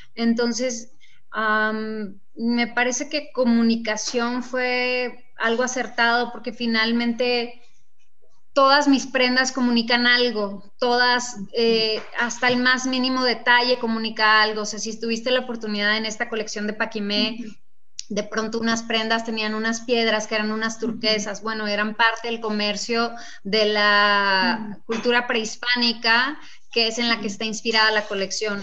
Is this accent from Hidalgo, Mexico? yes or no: no; Casas Grandes, Chihuahua, Mexico; moved away as an adult; now in Mexico City, Mexico; Pues soy de Chihuahua, efectivamente, nací en Casas Grandes, sacando de mi tierra tengo 22 años viviendo en la Ciudad de México.